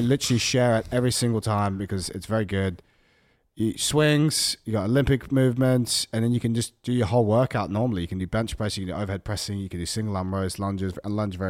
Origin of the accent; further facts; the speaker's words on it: Australia; I'm from Australia.